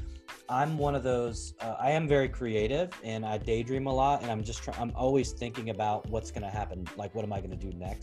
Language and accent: English; Portland, Oregon, United States; I grew up in the Pacific Northwest. I grew up in Portland